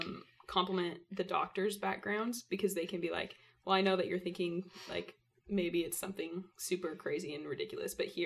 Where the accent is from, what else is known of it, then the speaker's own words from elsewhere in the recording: Covington, Washington, United States; I'm from the other side of the mountains in Covington, Washington